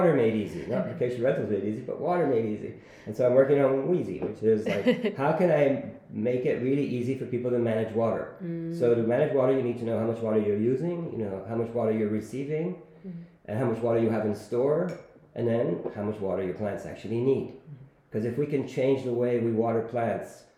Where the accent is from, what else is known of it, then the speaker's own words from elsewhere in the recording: Rome, Lazio, Italy; also born or lived in Silicon Valley; now in Barcelona, Spain; I'm from Rome